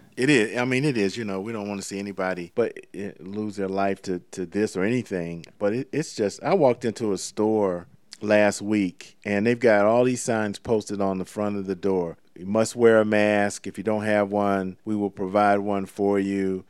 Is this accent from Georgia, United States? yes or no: yes; Savannah, Georgia, United States; Savannah, Georgia, my hometown